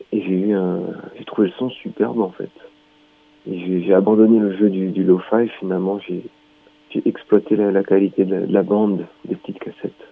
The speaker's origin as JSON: {"language": "French", "region": "Grand Est", "country": "France", "said": "Donc moi, je suis du Haut-Rhin"}